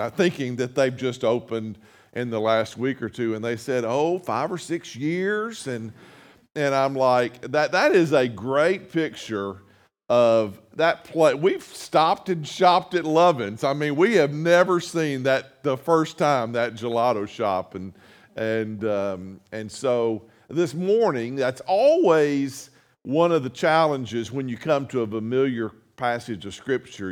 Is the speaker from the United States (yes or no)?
yes; North Mississippi, United States; moved away as an adult; now in Jefferson City, United States; I'm from North Mississippi